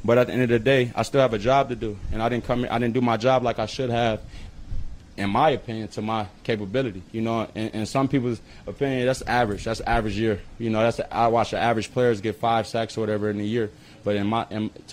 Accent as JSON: {"language": "English", "town": "Los Angeles", "region": "California", "country": "United States", "said": "I'm from South Central."}